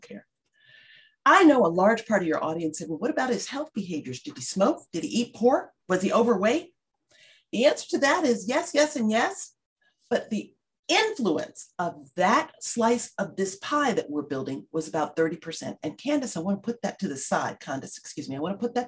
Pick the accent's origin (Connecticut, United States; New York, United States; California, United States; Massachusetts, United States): New York, United States; New York City; I grew up in the South Bronx.